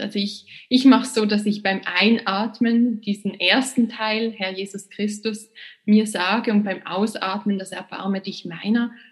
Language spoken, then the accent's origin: German; Basel, Basel-Stadt, Switzerland; also born or lived in Princeton, United States / New York, United States; Und dann bin ich zurückgekommen in meine Heimatstadt Basel